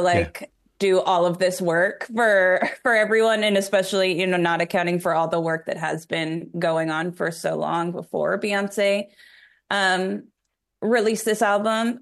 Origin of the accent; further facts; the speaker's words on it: New York, United States; now in Nashville, United States; I'm from New York